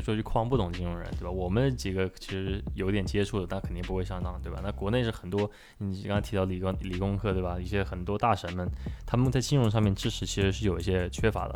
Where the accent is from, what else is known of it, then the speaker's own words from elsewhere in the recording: China; now in Canada; 你像加拿大这边，你看我们只是代表我们中国人一个小群体